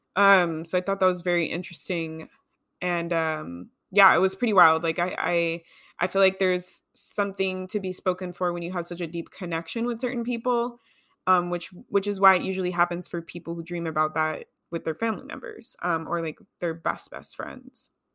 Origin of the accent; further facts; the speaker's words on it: California, United States; I grew up in California